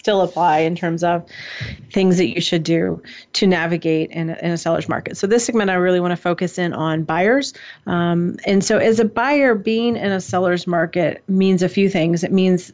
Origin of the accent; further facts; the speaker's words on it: San Mateo, California, United States; now in Monroe County, United States; I was born in San Mateo